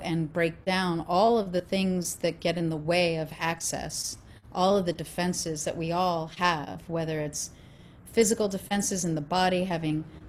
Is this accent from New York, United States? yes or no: yes; Long Island, New York, United States; I am an Italian from Long Island.